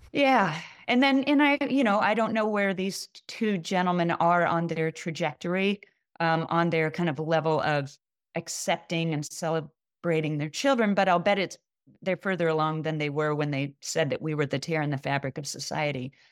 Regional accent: Kansas City, United States; in Kansas City, my hometown

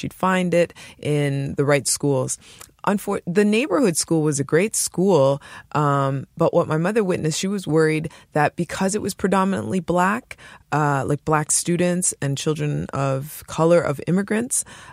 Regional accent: Montreal, Quebec, Canada; I was growing up in Montreal, in Côte de Neige, in the 80s, in the early 90s

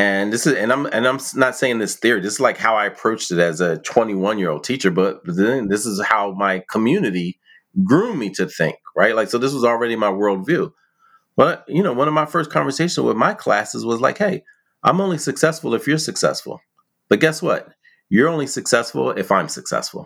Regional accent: Philadelphia, Pennsylvania, United States; I grew up in West Philly

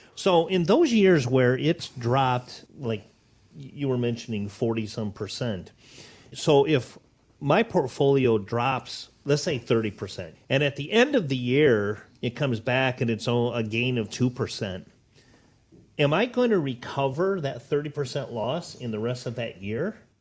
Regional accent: Northwest Ohio, United States; also born or lived in Naples, Florida; born and raised in Northwest Ohio

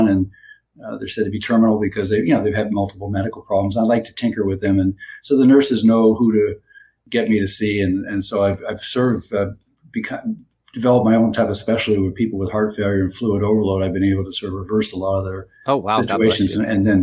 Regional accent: Toronto, Ontario, Canada; moved away as an adult; also born or lived in Florida; now in Bradenton, United States; I'm originally from Toronto, Canada. I grew up there and was trained there

